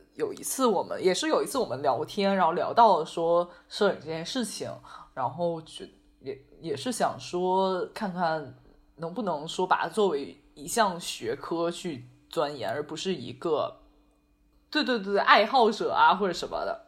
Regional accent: Beijing, China; 我是北京人，我就只会北京麻将

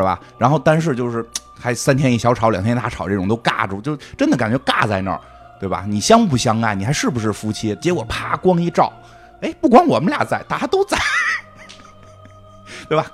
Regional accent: China; 我们中国人还在含蓄地得上没上床

